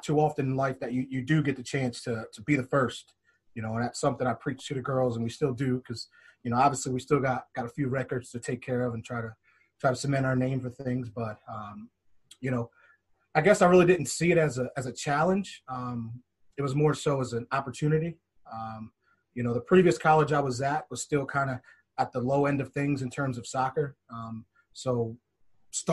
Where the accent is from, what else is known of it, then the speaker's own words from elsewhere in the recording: Harford County, Maryland, United States; moved away; originally I'm from Maryland, Harford County, Maryland. Played soccer out there all my life growing up.